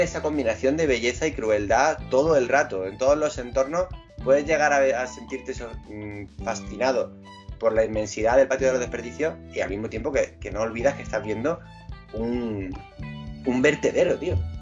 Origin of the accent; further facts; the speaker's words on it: Granada, Andalusia, Spain; somos de Granada